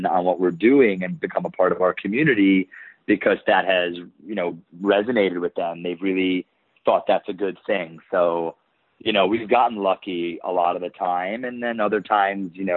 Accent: New York, United States; I'm from New York

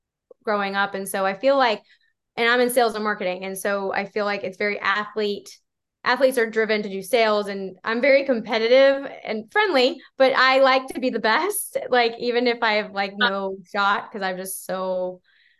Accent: Houston, Texas, United States; now in Austin, United States; I'm from Houston.

